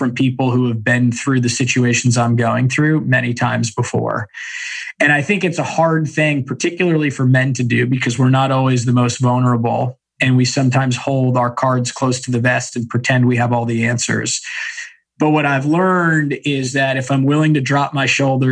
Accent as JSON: {"language": "English", "town": "San Diego", "region": "California", "country": "United States", "tie": "born or raised there", "said": "when we were kids growing up in San Diego."}